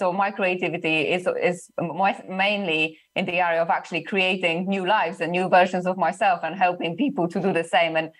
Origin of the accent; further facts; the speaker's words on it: Poland; moved away as an adult; I'm originally from Poland